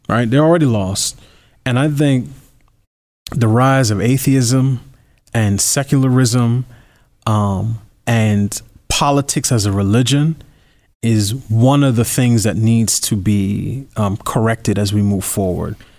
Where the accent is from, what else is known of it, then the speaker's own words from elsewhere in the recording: New York, United States; I, I grew up in New York as a New Yorker